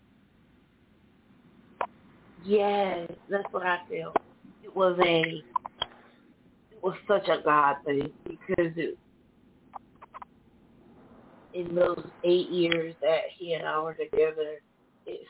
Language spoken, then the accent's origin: English; Bridgeport, Connecticut, United States; I'm here from Bridgeport, Connecticut.